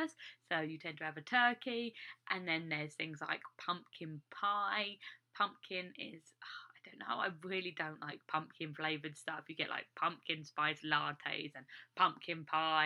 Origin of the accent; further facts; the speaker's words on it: England, United Kingdom; moved away as an adult; now in United States; As an English person